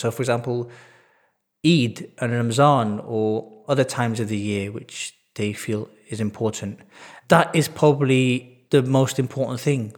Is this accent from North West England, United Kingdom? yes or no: yes; Manchester, North West England, United Kingdom; I was born and bred in Manchester.